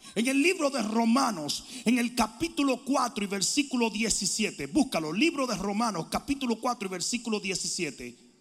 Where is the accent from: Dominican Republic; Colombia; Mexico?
Dominican Republic; moved away; decían en mi país, buchipluma nomás. Los dominicanos saben lo que estoy hablando